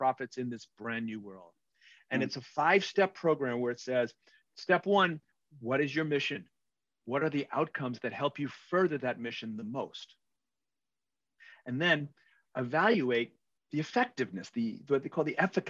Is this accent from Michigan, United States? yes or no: no; New York City, New York, United States; I'm an Irish Catholic from Queens